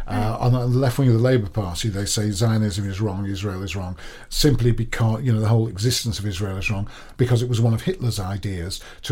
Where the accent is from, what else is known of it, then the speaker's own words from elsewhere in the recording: United Kingdom; because it's because we're British, and that's all we do.